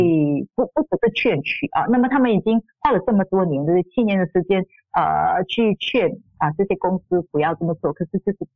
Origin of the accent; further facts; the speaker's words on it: Singapore; 我们新加坡人才